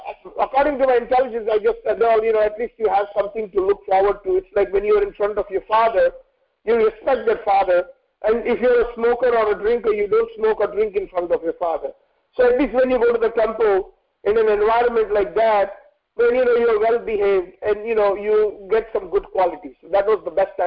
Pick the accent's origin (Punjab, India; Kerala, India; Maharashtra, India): Maharashtra, India; Mumbai; moved away as an adult; also born or lived in the Gulf; I grew up in Mumbai